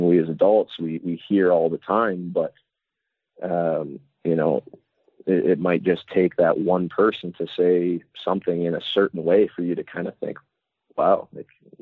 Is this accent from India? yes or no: no; Dryden, Ontario, Canada; moved away; Chris Pronger's from my hometown